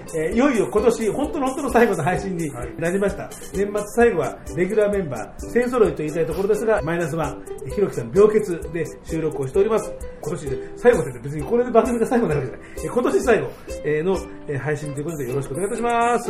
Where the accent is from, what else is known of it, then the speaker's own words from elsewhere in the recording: Tokyo, Japan; 東京の人間、僕のようにずっと東京に住んでる人